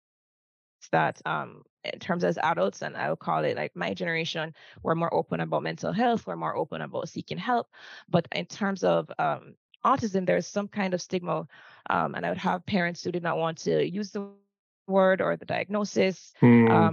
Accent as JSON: {"language": "English", "town": "Kingston", "country": "Jamaica", "tie": "born or raised there", "also_born_or_lived": "Florida", "said": "I was born and raised in Kingston, Jamaica, and I'm still in Kingston, Jamaica"}